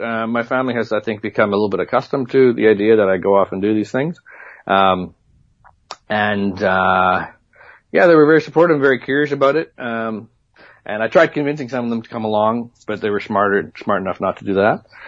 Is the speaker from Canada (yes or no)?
yes; Manitoba, Canada; moved away; I grew up in in Manitoba